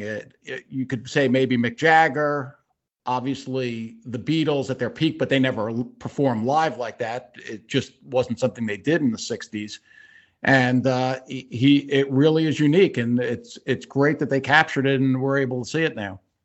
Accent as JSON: {"language": "English", "area": "Long Island", "region": "New York", "country": "United States", "tie": "born or raised there", "said": "I grew up on Long Island. I went to Herrick's High School."}